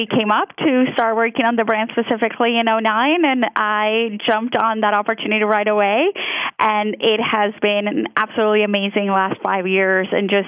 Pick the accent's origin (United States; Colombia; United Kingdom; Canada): Colombia; English is a second language; moved away; I was born and raised in Colombia, so you might notice an accent come out here and there because English is my second language.